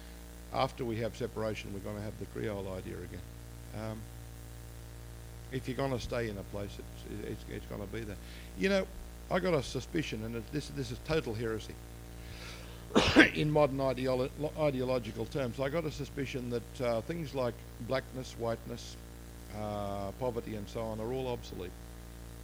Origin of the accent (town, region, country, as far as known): Australia